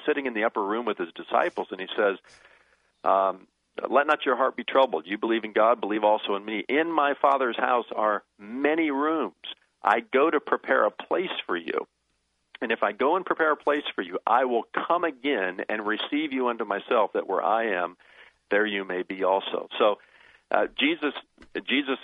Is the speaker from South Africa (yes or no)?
no; United States; I was born in America, and I love my citizenship here